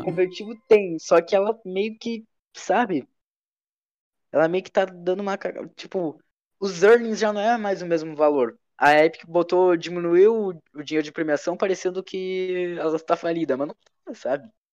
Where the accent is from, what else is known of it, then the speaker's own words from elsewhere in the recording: Brazil; a gente é brasileiro, tem o um jeitinho brasileiro de fazer as coisas